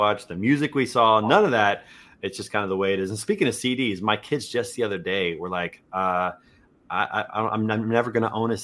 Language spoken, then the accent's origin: English; Kansas City, Missouri, United States; I grew up in Kansas City